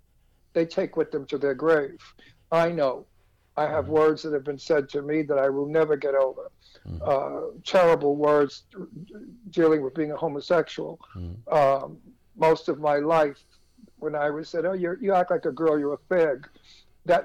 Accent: New York City, New York, United States; I'm from Brooklyn, New York. I was born and, you know, raised in Brooklyn

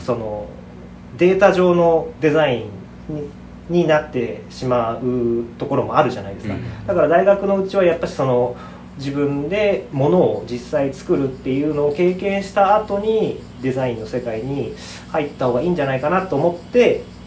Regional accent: Saitama, Japan; also born or lived in Kyoto; now in Teshima, Japan; 1986年生まれの埼玉県出身で

